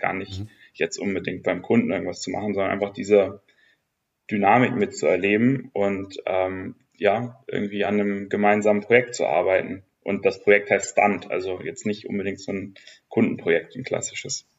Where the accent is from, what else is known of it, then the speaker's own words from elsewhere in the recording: Hamburg, Germany; moved away; also born or lived in Nuremberg / Gütersloh; nach Hamburg gezogen für die Jobsuche. Ich bin ja ursprünglich daher